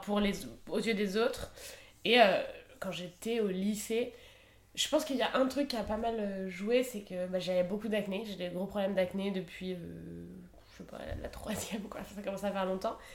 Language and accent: French; Isère, Auvergne-Rhône-Alpes, France; je viens d'Isère, donc on était tout le temps à la montagne